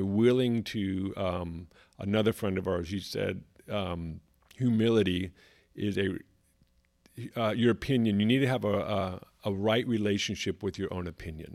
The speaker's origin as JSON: {"language": "English", "region": "California", "country": "United States", "tie": "born or raised there", "moved": "as an adult", "lives_now": "South Carolina, United States", "said": "Growing up in California, pretty much my whole life, spent a little bit of time in different countries"}